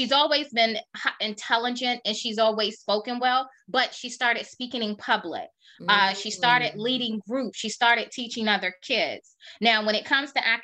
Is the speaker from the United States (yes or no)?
yes; Maryland, United States; DC is our main hub because we are from Maryland